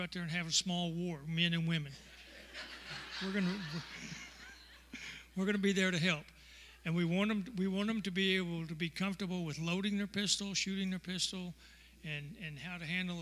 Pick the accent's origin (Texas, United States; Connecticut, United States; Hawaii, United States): Texas, United States; I'm a Texan